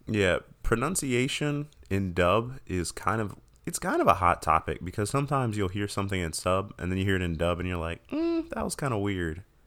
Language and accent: English; United States; growing up in America, I didn't know Japanese